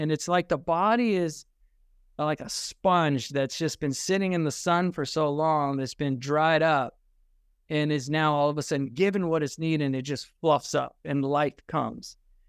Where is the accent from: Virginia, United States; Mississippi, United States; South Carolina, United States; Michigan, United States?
Virginia, United States; Richmond; also born or lived in Germany; I was actually born in Germany, and then I was raised in Richmond, Virginia. And forgive me for that.